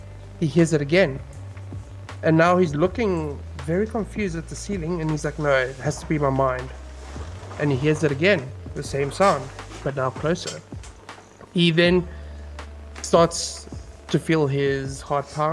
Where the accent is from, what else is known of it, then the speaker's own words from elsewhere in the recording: South Africa; I am a South African